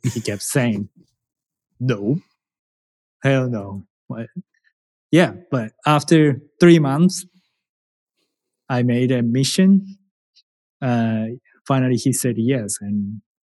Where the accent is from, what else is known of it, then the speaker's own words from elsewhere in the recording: Japan; English is a second language; moved away as an adult; now in United States; I am a challenger from Japan